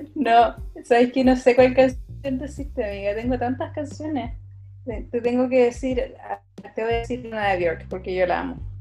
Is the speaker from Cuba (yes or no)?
no; Chile; Pensaríamos que como chilenos